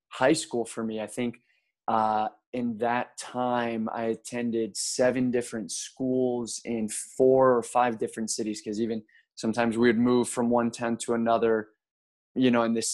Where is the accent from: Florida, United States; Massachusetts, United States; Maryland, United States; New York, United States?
Maryland, United States; Baltimore; But my hometown, if I had to just say, you know, in general, where am I from? It's Baltimore, Maryland. So that okay. that was sort of where I grew up spiritually.